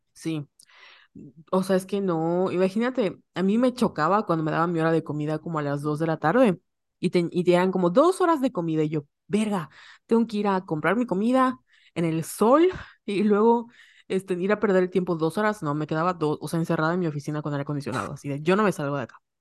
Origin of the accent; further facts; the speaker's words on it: Yucatán, Mexico; accent: Yucatecan; los yucatecos tenemos como una mala reputación de hablar chistoso